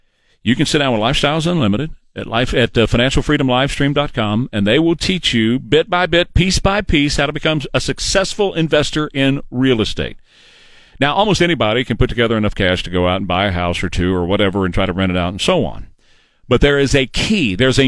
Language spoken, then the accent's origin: English; Texas, United States; from Texas.